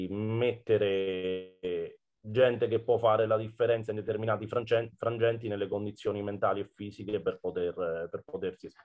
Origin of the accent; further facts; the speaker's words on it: Fabriano, Marche, Italy; born there; perché di fatto sono nato a Fabriano, ma non alleno a Fabriano da 11 anni